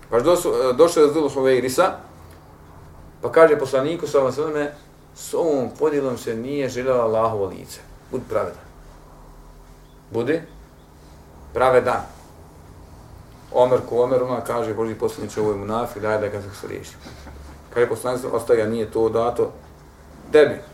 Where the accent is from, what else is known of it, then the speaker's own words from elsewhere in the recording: Bosnia & Herzegovina; kod nas u Bosni